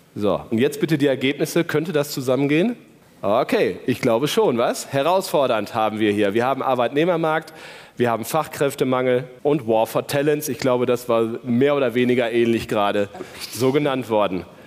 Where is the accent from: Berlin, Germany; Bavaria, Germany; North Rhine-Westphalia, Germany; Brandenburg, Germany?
North Rhine-Westphalia, Germany; Paderborn area; Wir kommen ja beide aus dem Paderborner Land